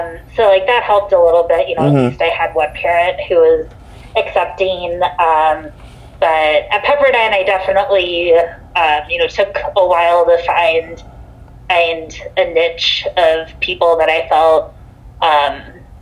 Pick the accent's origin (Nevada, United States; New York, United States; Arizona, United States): Arizona, United States; Phoenix; moved away as an adult; now in Dover, United States; I grew up in Phoenix, Arizona. I lived there through first 18 years of my life through high school